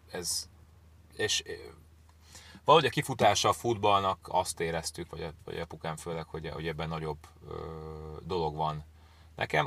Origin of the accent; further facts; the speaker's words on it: Budapest, Hungary; moved away as an adult; also born or lived in England; én Akvinkumon nőttem fel